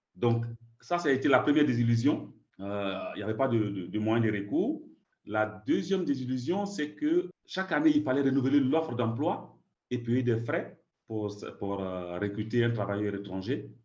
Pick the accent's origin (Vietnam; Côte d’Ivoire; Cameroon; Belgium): Côte d’Ivoire; moved away as an adult; also born or lived in France; now in Canada; je suis né en Côte d'Ivoire